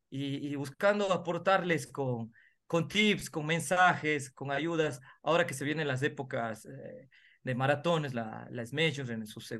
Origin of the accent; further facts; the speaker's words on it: Cuenca, Azuay, Ecuador; muy bien, ando acá por mi tierra, por Cuenca, con mucho frío pero disfrutando acá eh, toda la semana